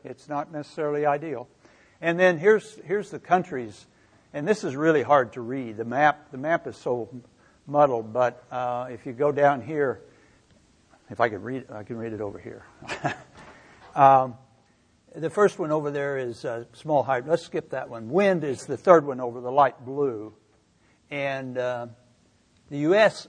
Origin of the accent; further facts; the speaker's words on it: Missouri, United States; I grew up in Missouri, as Lynn mentioned, and I grew up on a farm